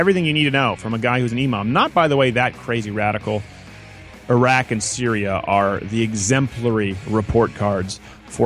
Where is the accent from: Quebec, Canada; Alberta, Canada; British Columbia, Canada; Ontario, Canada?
Quebec, Canada; Montreal; I grew up in Montreal